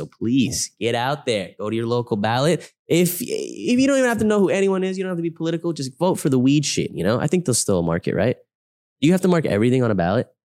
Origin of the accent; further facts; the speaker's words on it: England, United Kingdom; And I'm an English bloke.